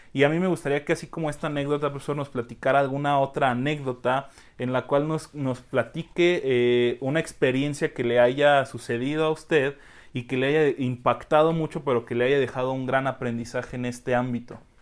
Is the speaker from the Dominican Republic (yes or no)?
no; Mexico; como buenos mexicanos, queremos todo rapidísimo